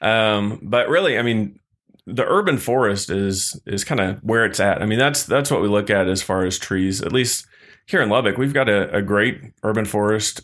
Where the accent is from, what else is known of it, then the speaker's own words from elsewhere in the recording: Missouri, United States; now in Texas, United States; I grew up in Missouri.